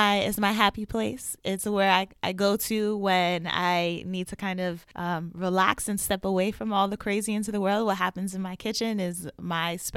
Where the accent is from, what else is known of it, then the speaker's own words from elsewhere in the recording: United States; moved away as an adult; now in Boston, United States; I'm originally from New York and I moved to Boston in 2016